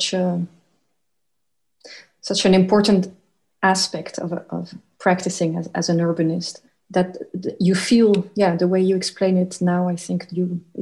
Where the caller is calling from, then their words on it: The Hague, South Holland, Netherlands; I'm calling in from The Hague in the Netherlands